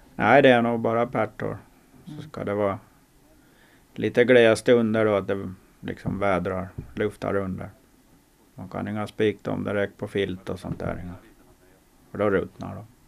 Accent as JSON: {"language": "Swedish", "country": "Åland Islands", "said": "Vi är två ålänningar"}